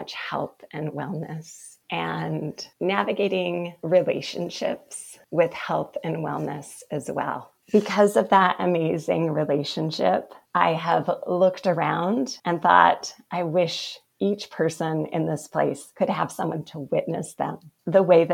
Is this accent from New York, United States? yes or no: no; Provo, Utah, United States; I was born and bred in Provo, Utah